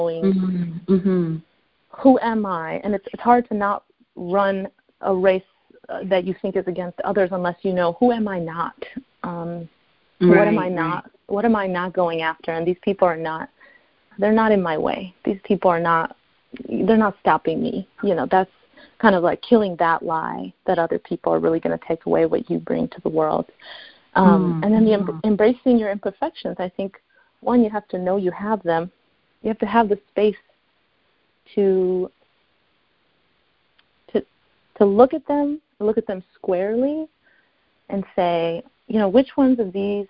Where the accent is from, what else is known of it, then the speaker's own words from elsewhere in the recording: Chicago, Illinois, United States; now in Los Angeles, United States; I live in LA, so I'm from Chicago